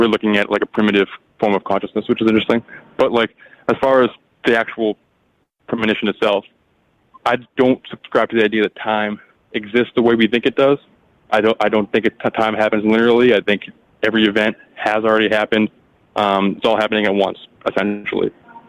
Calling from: Massachusetts, United States; Hey, Mike. … from Mass.

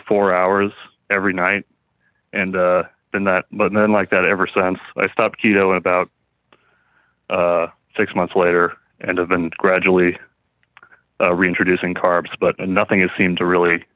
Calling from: Spokane, Washington, United States; from Spokane.

